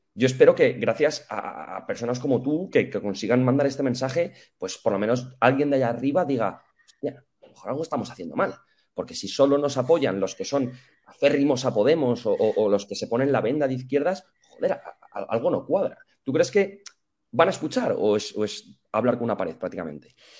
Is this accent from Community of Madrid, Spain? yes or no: yes; Madrid, Community of Madrid, Spain; yo soy del barrio de la Estrella, en Madrid